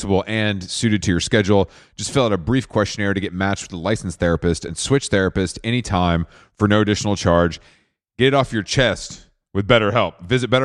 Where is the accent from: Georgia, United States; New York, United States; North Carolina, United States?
Georgia, United States; Atlanta; You're in my hometown